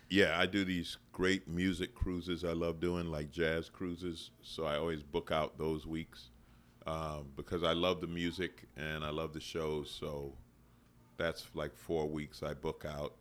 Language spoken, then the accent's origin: English; New York City, New York, United States; moved away; I grew up in Queens